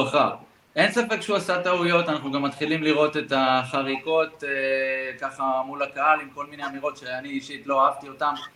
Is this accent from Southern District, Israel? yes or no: no; Bat Yam, Tel Aviv District, Israel; גדלתי בבת ים